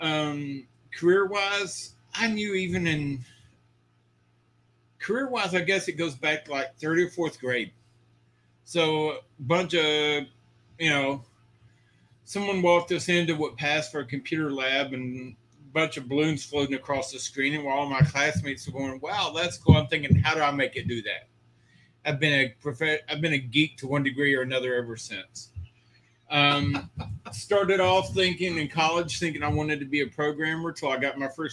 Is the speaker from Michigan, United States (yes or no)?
no; Texas, United States; also born or lived in Georgia / Seguin, Texas; Born and raised in Texas my whole life. I've lived in every area of Texas except West Texas